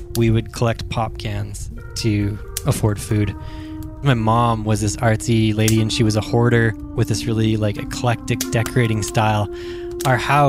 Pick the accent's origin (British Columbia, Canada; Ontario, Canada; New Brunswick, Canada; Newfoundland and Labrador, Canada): British Columbia, Canada; Prince George; I was born in Prince George in northern British Columbia, Canada